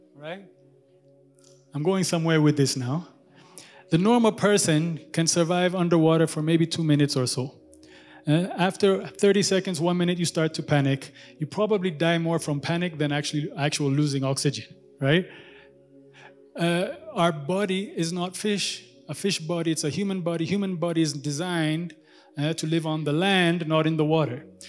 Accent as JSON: {"language": "English", "country": "Kenya", "tie": "born or raised there", "moved": "yes", "lives_now": "Addis Ababa, Ethiopia", "said": "I grew up in Kenya"}